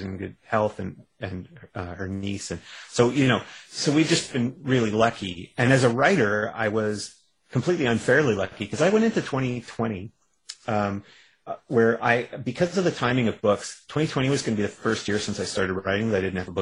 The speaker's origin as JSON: {"language": "English", "country": "Canada", "said": "I'm a Canadian"}